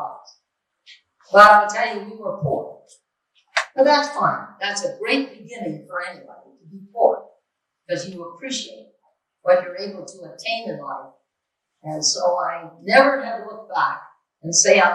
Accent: Port Daniel, Quebec, Canada; now in Mississauga, Canada; I was born in Port Daniel on the Gaspee Coast, a village located in the Bay of Shore and part of the Gaspee Peninsula.

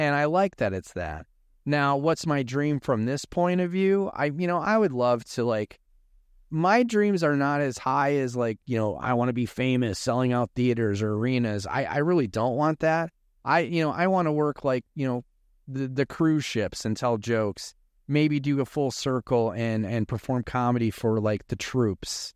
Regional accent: Chicago, Illinois, United States; moved away as an adult; now in Arizona, United States; I'm originally from Chicago, uh, grew up in Chicago, and then in two thousand four, we moved here in Arizona

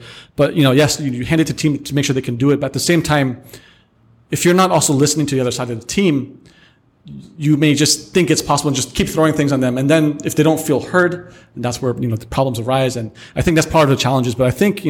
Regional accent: United States; moved away; I grew up in America

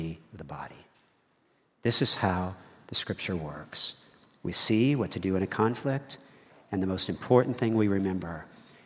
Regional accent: United States; I'm an American

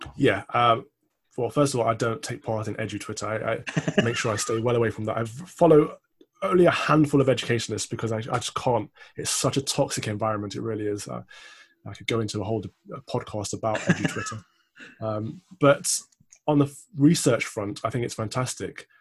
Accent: Midlands, United Kingdom; I'm also from the Midlands.

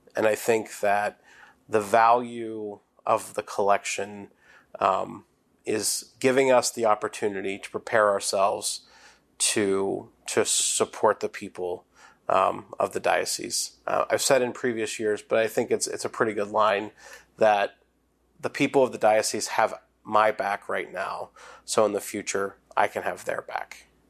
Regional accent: New Bloomfield, Pennsylvania, United States; I'm from Saint Bernard's Parish in New Bloomfield

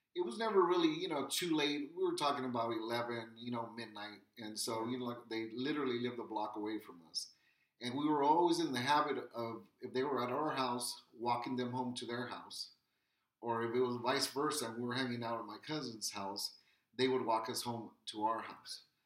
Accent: Wilmington, California, United States; born or raised there

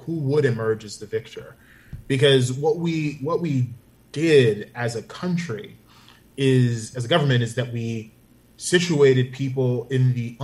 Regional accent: Tulsa, Oklahoma, United States; I grew up where a lot of this happened, right there, dead center in the middle of Indian Territory in Tulsa, Oklahoma.

